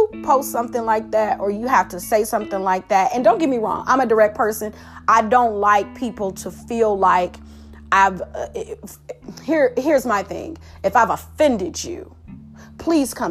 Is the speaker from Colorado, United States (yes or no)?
no; Detroit, Michigan, United States; I'm from Detroit, so 313